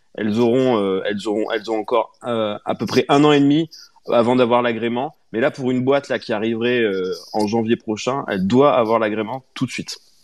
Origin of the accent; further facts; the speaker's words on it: France; nous, en tant que Français